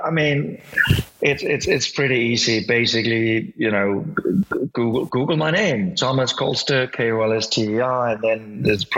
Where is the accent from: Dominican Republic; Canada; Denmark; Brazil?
Denmark; English is a second language; I'm Danish